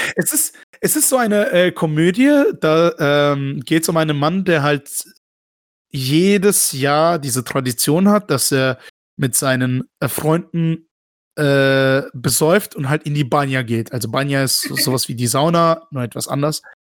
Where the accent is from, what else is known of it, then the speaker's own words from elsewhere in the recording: Baden-Württemberg, Germany; dass ich in Deutschland mein ganzes Leben ja. aufgewachsen bin